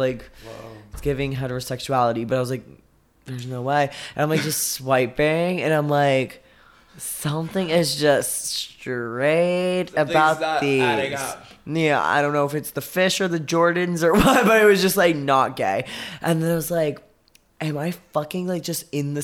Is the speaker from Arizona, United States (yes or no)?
yes; Arizona, United States; I was like 18 from Arizona